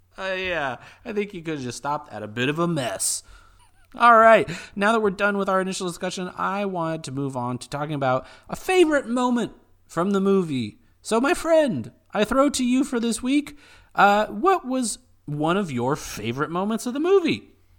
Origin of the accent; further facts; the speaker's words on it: United States; being an American person